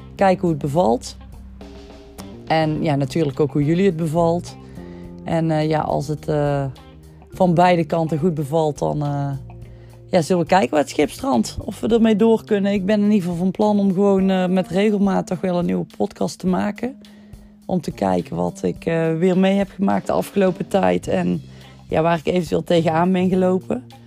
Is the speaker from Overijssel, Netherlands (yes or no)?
no; Hapert, North Brabant, Netherlands; ik kom uit Hapert